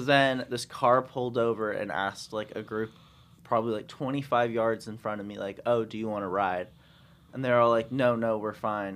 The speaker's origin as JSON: {"language": "English", "region": "California", "country": "United States", "said": "I'm from California"}